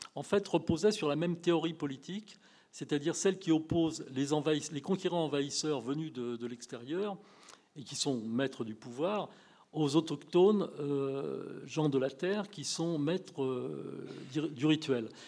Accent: France; je suis de nationalité française, je suis né en France, mais je suis issu d'une famille française depuis des lustres

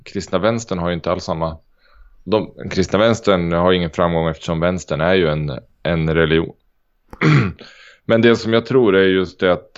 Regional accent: Sweden; jag är svensk

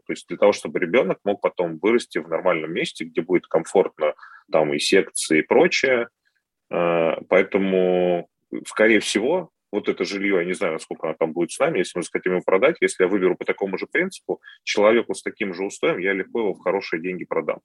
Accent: Moscow, Russia; я москвич

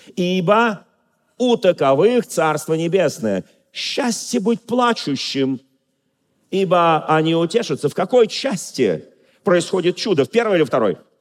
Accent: Moscow, Russia; Я москвич, но я просто говорю швидко

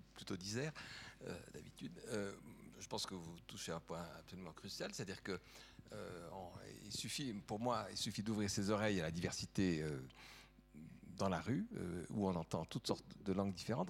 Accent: Valais, Switzerland; also born or lived in Geneva; now in Lausanne, Switzerland; en tant que Valaisan ayant euh, vécu longtemps à Genève, habitant euh, désormais Lausanne

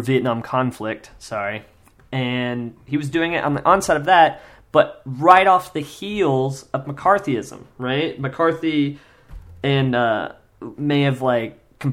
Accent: Kansas, United States; I grew up in Kansas

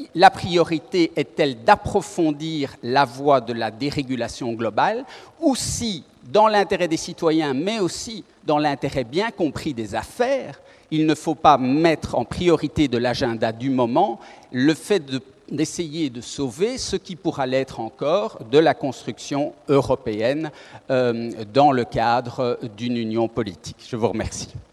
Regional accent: Belgium; nous sommes belges

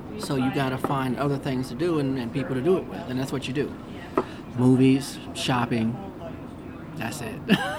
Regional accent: California, United States; moved away as an adult; now in North Dakota, United States; I'm from California. Been out here about a month and a half.

